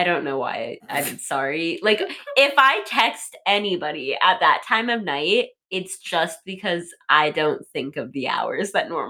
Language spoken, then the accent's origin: English; South Dakota, United States; moved away as an adult; now in Pittsburgh, United States; I'm from South Dakota